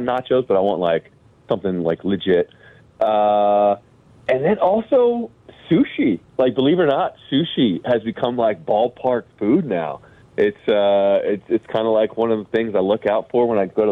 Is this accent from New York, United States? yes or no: yes; New York City, New York, United States; moved away as an adult; now in Chicago, United States; I born and raised in New York City